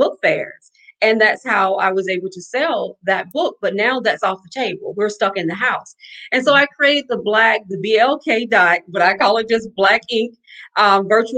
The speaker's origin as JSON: {"language": "English", "region": "Alabama", "country": "United States", "moved": "yes", "lives_now": "New Orleans, United States", "said": "I'm a girl from Alabama, so, and I live in New Orleans"}